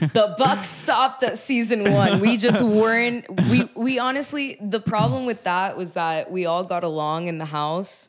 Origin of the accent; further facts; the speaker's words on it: Miami, Florida, United States; I'm from Miami, Florida